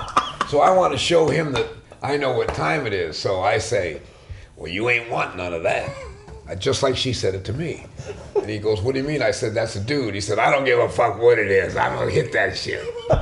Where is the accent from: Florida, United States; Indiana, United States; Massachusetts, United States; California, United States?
California, United States; Sacramento; also born or lived in Concord, California; I was born in Sacramento, and I stayed there on and off. I did all that traveling with my father as a child. And after high school, I actually finished my high school in Concord, California.